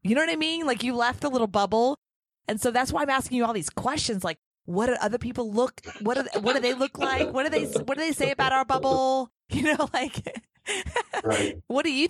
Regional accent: United States; I'm an American.

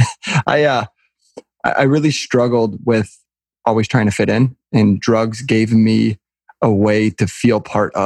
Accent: Southeast Michigan, United States; I grew up in the Midwest. I live probably 15 minutes from where I was born and raised. So very local, in Southeast Michigan.

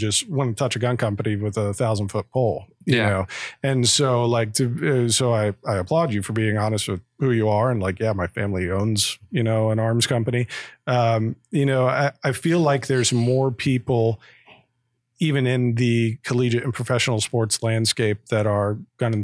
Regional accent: Croton, Ohio, United States; we're from the Croton, Ohio area, northeast of Columbus, and definitely more rural

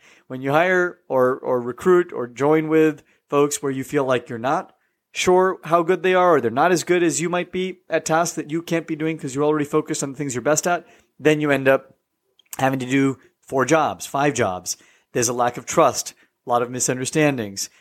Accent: California, United States; moved away as an adult; also born or lived in East Coast, United States; I grew up in the West Coast in California, but then went to the East Coast for, uh, twelve years

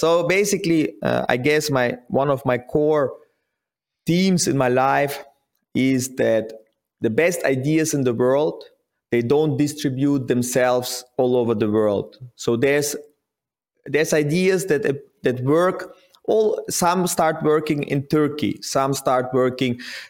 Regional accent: Kaktirek, Kazakhstan; moved away; Okay, so I was born in Kazakhstan and grew up in a small village in Kazakhstan called Kaktirek.

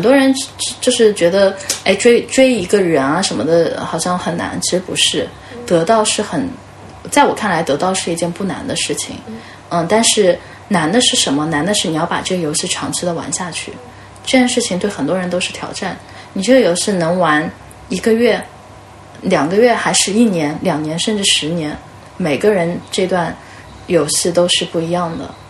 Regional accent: China; 我们中国人

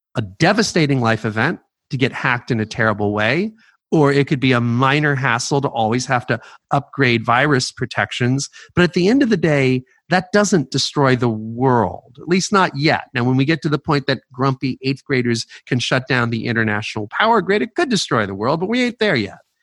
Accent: New York, United States; moved away as an adult; also born or lived in California; I uh, was born in New York City. I grew up at just outside of New York.

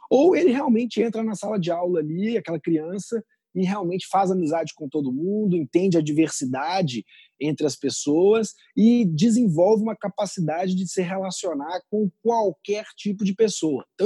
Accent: Amazon, Brazil; also born or lived in Belo Horizonte; eu nasci em Belo Horizonte. É, com nove meses eu me mudei para a Amazônia. É, fiquei minha, minha infância toda morando num condomínio da Vale do Rio Doce, no meio da Amazônia, meus primeiros oito anos de vida.

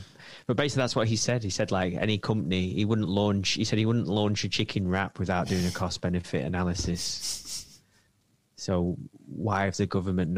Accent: United Kingdom; Because we're British.

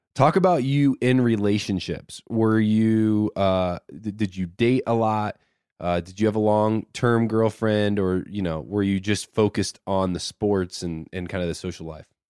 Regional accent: Indiana, United States; I'm from Indiana.

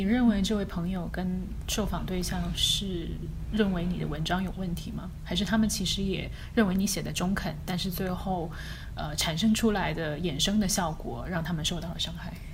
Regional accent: China; moved away as an adult; now in United States; 主要是美国人组成的新闻编辑部里面，可能就只有我们一个中国人

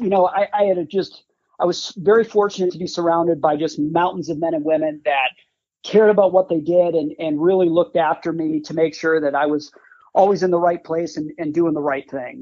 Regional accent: Green Bay, Wisconsin, United States; I grew up in Green Bay, Wisconsin

